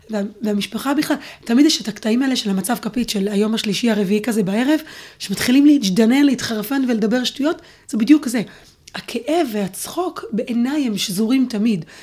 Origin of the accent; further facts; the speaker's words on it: Neve Tzuf, West Bank, Palestine; גדלתי בנווה צוף, וגם שם כשהייתי בכיתה א', אה, גרנו שם בעצם ארבע וחצי שנים עד שאבא שלי נהרג